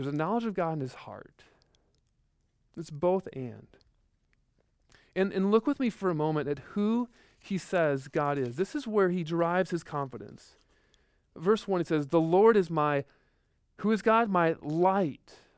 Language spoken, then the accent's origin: English; Midwest, United States; growing up in the Midwest, like, like, just tornadoes